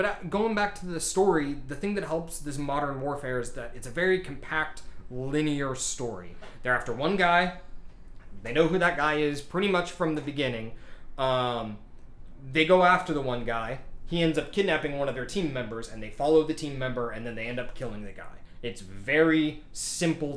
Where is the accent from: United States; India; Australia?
United States; the South